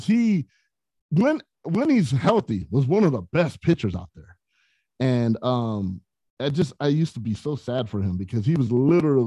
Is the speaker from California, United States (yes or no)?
yes; San Bernardino, California, United States; San Bernardino, California.